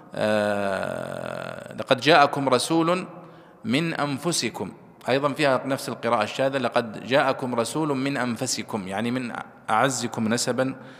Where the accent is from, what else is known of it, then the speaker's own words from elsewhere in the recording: Saudi Arabia; عندنا في السعودية